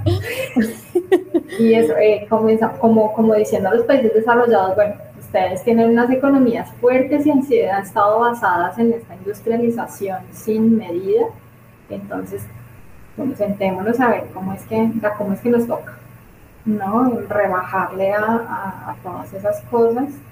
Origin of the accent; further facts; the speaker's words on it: Colombia; nosotros como colombianos